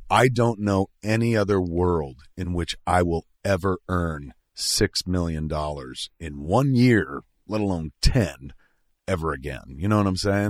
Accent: New Jersey, United States; now in Hollywood, United States; I'm from Jersey

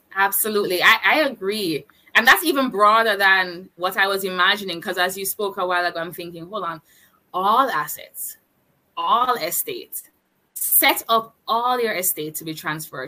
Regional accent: Jamaica; I'm a digital entrepreneur and I am from Jamaica

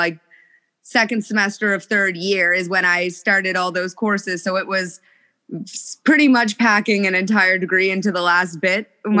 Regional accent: Canada; I'm Canadian. I live in a very small town.

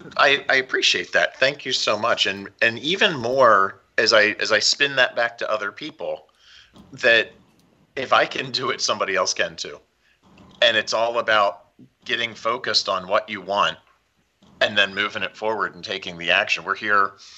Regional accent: Philadelphia, Pennsylvania, United States; also born or lived in Kansas City / Florida; now in Southern California, United States; I grew up outside of Philly, so I grew up with a lot of snow.

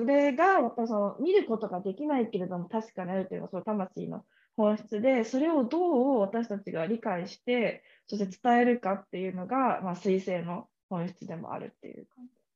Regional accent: Kamakura, Kanagawa, Japan; moved away; 私鎌倉出身だから鎌倉江ノ電とかすぐ乗ってなんか横浜鎌倉にも行けるし横浜にも行けるし江ノ島にも行けるとかってところで育ったから

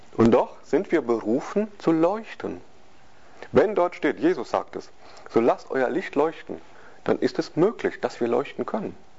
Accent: West Germany, Germany; wir sind Westdeutsche

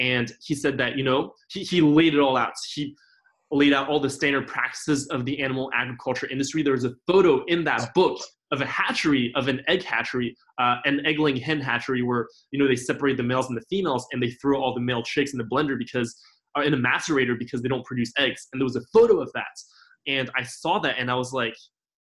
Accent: Paris, Île-de-France, France; moved away as an adult; now in Los Angeles, United States; I grew up in Paris, France, where in France, you know, there's a huge culture of eating animal products

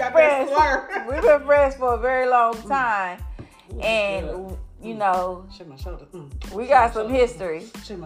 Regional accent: Inglewood, California, United States; I'm from Inglewood

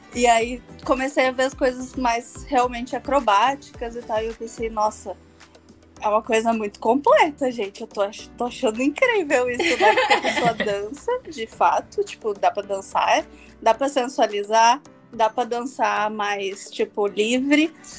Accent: Porto Alegre, Rio Grande do Sul, Brazil; eu sou de Porto Alegre, então eu sou do Rio Grande do Sul, sul, sul, sul desse país.

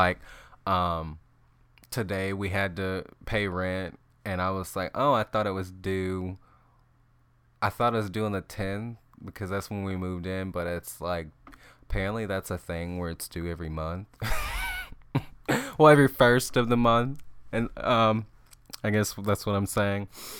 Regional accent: Wyoming, United States; yeah, I'm sure you were like hesitant to be roommates with me, you know, seeing that I was from Wyoming.

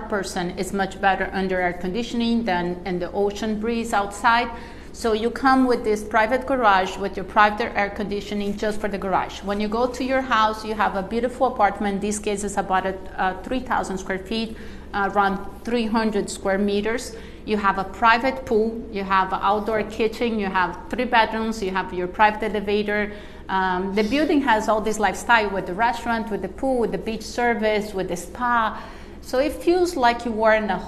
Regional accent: Brazil; now in Miami, United States; I'm from Brazil, so we speak a lot of Portuguese

